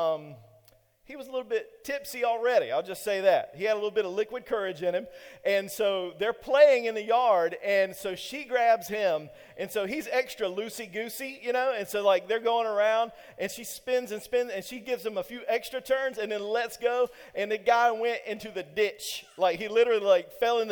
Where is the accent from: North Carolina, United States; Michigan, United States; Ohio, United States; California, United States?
North Carolina, United States; Eastern; I'm from Eastern North Carolina